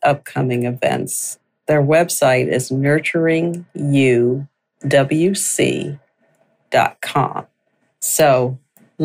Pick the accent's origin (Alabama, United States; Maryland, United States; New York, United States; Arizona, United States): New York, United States; upstate; I grew up in upstate New York